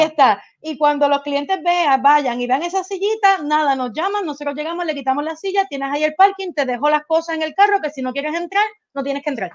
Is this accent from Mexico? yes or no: no; Puerto Rico; somos de Puerto Rico